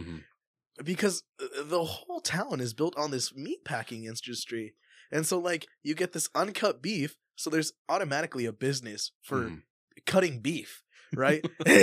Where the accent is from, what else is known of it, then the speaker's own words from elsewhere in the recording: Kansas, United States; For sure, and especially where we grew up. I mean, we grew up in Giuseppe. Kansas, where like 70% of the population there is